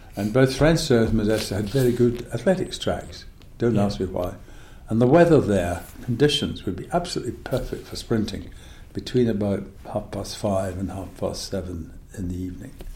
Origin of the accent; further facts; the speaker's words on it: Scotland, United Kingdom; also born or lived in United States; I came back to wet, dreary autumn Scotland